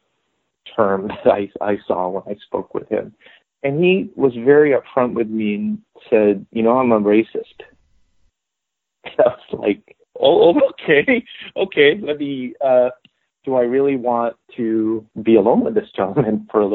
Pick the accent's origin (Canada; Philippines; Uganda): Philippines; moved away as an adult; now in United States; I'm also Filipino